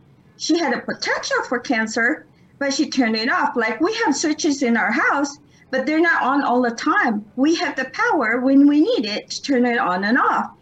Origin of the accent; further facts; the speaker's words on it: Philippines; I'm Filipino. I inherited that from my parents